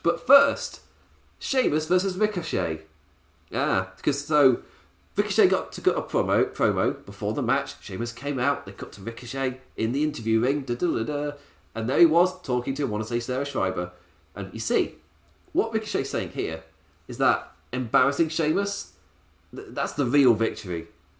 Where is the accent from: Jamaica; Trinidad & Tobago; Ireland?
Ireland; Oh, I'm from Ireland.